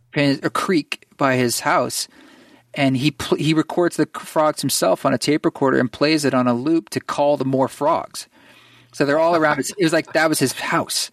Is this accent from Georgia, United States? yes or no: no; Oregon, United States; moved away; I grew up in Oregon